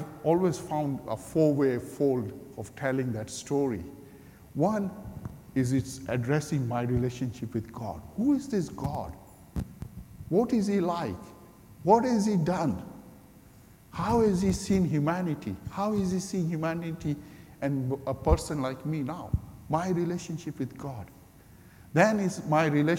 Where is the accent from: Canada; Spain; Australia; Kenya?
Kenya; moved away as an adult; I'm Kenyan-born Indian. Gujarati Hindu background believer. And I became believer in Kenya some almost 40 years ago. And I followed Jesus and then I came here